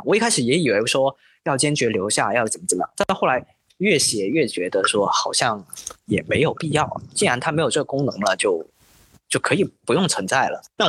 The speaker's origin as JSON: {"language": "Chinese", "area": "Pearl River Delta", "region": "Guangdong", "country": "China", "tie": "born or raised there", "said": "然后我从小是在广东珠三角这边长大。其实小的时候去港澳那边也比较多，澳门也比较多一些"}